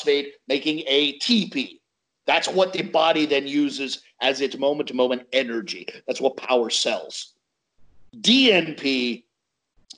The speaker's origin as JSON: {"language": "English", "country": "United States", "said": "I'm American"}